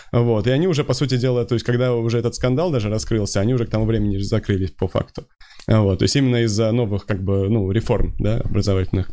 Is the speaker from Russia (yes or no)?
yes; Moscow, Russia; Да, я москвич.